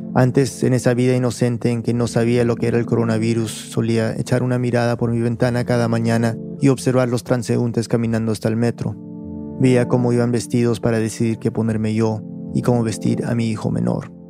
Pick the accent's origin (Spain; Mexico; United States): United States; the southern United States; moved away as an adult; also born or lived in Peru; now in New York, United States; Crecí en un suburbio tranquilo de una ciudad tranquila en el sur de los Estados Unidos